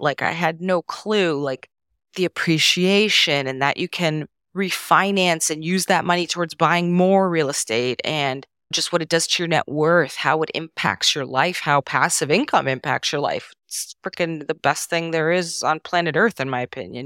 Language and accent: English; Canada; first language Serbo-Croatian; English is a second language; So, I was born and raised in Canada, even though all, I'm first generation Canadian.